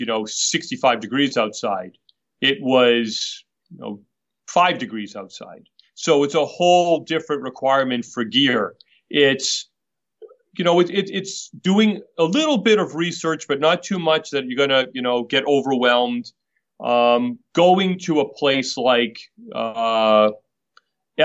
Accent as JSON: {"language": "English", "town": "Boston", "region": "Massachusetts", "country": "United States", "tie": "born or raised there", "said": "I was born and raised in Boston"}